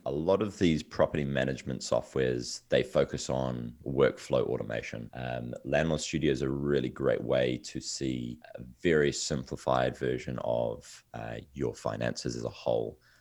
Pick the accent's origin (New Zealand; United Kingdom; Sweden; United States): New Zealand; I'm originally from New Zealand, yes, at the bottom of the world. I'm miles away from, uh, from the U S. Um, but this is where I grew up